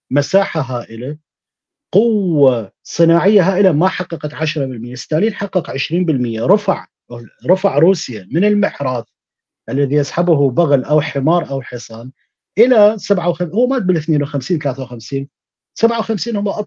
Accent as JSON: {"language": "Arabic", "region": "Kurdistan Region", "country": "Iraq", "said": "انا انا ككردي انا صدام حسين قتل من عندي 45 ابن عم وابن خاله وابن"}